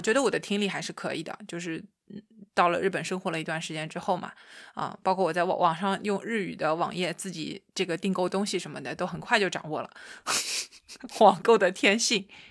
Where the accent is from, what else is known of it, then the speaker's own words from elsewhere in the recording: China; moved away as an adult; now in Japan; 我告诉他我是一个中国姑娘